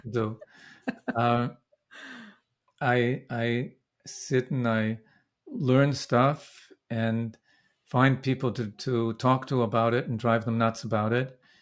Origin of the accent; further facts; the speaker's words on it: Vancouver, British Columbia, Canada; now in Brooklyn, United States; I was born in Vancouver.